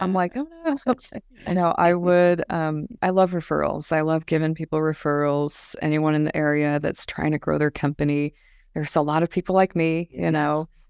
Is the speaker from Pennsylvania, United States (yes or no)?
no; Las Vegas, Nevada, United States; also born or lived in Phoenix, Arizona; now in Pasadena, United States; Originally, I'm from Las Vegas, Nevada.